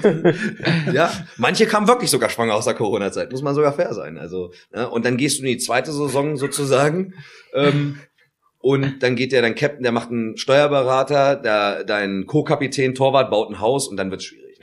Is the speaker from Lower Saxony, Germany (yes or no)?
yes; Göttingen, Lower Saxony, Germany; ich bin in Göttingen geboren, das darf man nicht vergessen. Und ja. ich habe auch eine Göttinger Vergangenheit. Ich bin in Geismar aufgewachsen.